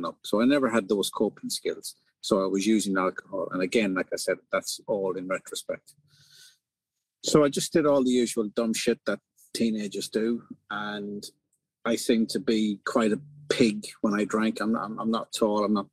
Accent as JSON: {"language": "English", "area": "County Leitrim", "region": "Connacht", "country": "Ireland", "tie": "born or raised there", "also_born_or_lived": "East of England", "moved": "as an adult", "lives_now": "England, United Kingdom", "said": "I'm from the north of the county, a lovely little village."}